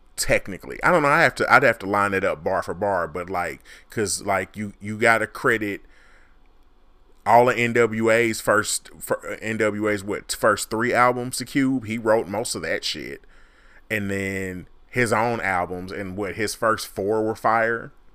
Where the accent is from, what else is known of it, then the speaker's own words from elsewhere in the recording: Midwest, United States; I'm from the Midwest